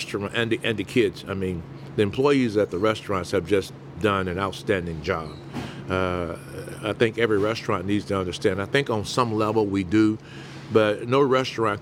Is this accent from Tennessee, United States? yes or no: no; Mobile, Alabama, United States; moved away as an adult; also born or lived in New Orleans, Louisiana / North Carolina; now in St. Louis, United States; we were in New Orleans for a while, Mama's from there, but we grew up most part of our life in Alabama before moving on to North Carolina